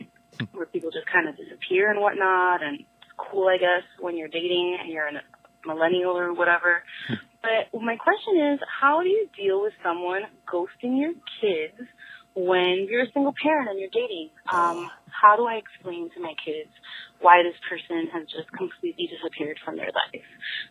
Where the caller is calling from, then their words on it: Miami, Florida, United States; I'm calling from Miami